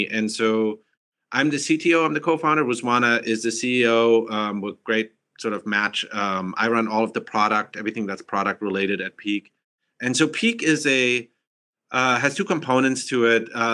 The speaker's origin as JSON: {"language": "English", "country": "Germany", "also_born_or_lived": "Massachusetts, United States", "moved": "yes", "lives_now": "San Francisco, United States", "said": "I'm originally from Germany, and then came to US"}